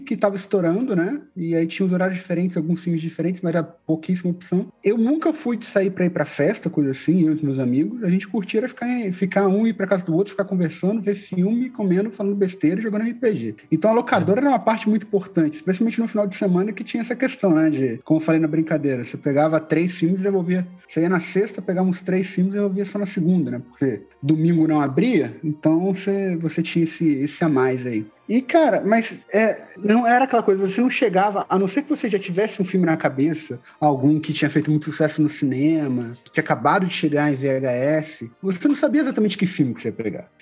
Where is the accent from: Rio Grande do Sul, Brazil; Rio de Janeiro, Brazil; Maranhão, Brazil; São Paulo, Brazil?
Rio de Janeiro, Brazil; Resende; also born or lived in Juiz de Fora; now in Natal, Brazil; eu nasci e cresci na cidade de Resende, que é no interior do Rio de Janeiro